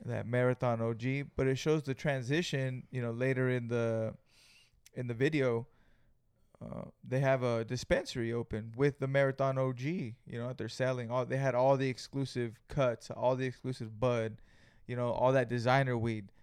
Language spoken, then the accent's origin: English; Greenfield, California, United States; we're from Greenfield, California